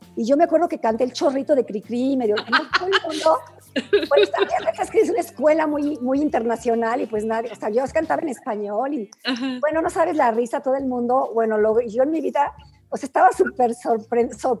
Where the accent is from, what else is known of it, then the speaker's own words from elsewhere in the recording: Mexico; moved away as an adult; also born or lived in Germany; yo soy latina, mexicana